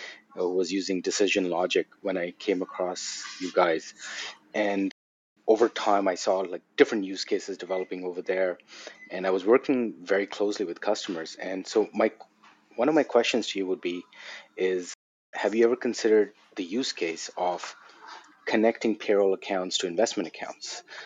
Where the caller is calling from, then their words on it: Toronto, Ontario, Canada; I'm joining from Toronto, Canada, and it's such a pleasure to be here.